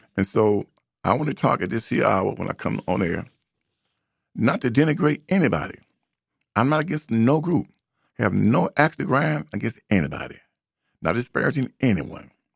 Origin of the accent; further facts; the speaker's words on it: United States; I'm not African. I am an American